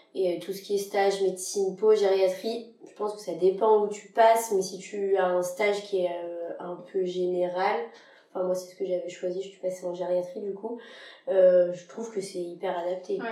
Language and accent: French; Lyon, Auvergne-Rhône-Alpes, France; je suis originaire de Lyon. J'ai fait mon internat à Lyon.